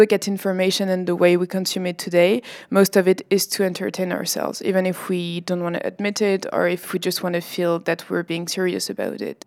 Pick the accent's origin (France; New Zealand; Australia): France; I come from France